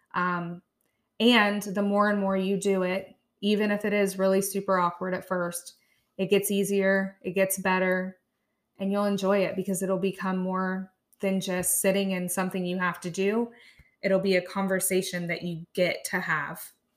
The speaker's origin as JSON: {"language": "English", "town": "Chillicothe", "region": "Ohio", "country": "United States", "tie": "born or raised there", "also_born_or_lived": "India", "said": "came to Chillicothe, Ohio. So I have been here since I was about fourteen and a half months old. Um, raised in a wonderful family"}